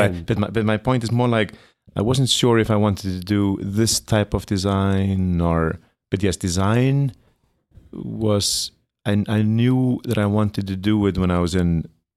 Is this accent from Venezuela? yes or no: no; Iceland; moved away as an adult; now in New York City, United States; born and raised in Iceland, studied design in Iceland, and then I came here, studied for 3 years